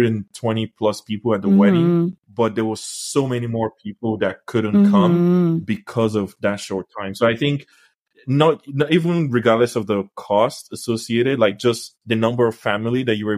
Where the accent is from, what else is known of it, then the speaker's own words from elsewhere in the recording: Nigeria; now in Canada; I was born in Nigeria, and I grew up in Nigeria before coming to Canada